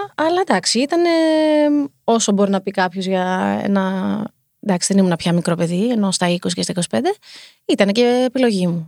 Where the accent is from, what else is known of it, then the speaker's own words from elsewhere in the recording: Heraklion, Crete, Greece; moved away as an adult; also born or lived in United States; now in Athens, Greece; Και μετά κατεβήγαμε στο Ηράκλειο